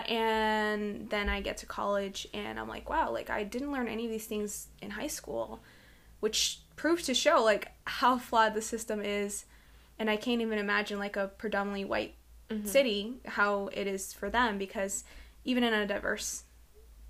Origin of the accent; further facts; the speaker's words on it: Malden, Massachusetts, United States; I was raised in Mass, and in Malden